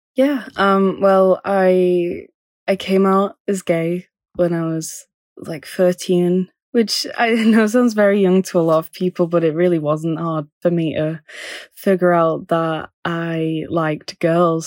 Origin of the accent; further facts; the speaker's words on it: Manchester, North West England, United Kingdom; moved away as an adult; also born or lived in London; I'm from Manchester, but I went to London for, um, for university.